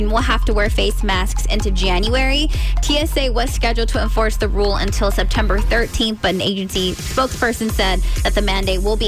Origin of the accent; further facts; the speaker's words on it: California, United States; moved away as an adult; now in Maryland, United States; I'm from California